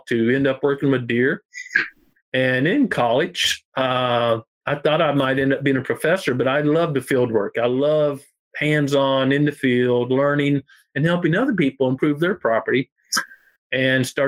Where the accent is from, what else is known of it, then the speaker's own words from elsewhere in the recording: Ozark Mountains, southwestern Missouri, United States; I was raised here in the Ozark Mountains, southwestern Missouri